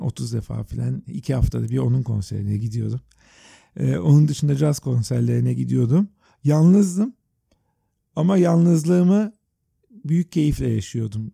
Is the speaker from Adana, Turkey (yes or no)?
no; Istanbul, Turkey; also born or lived in New York; Biz Yeşilyurt'ta deniz kenarında büyüdük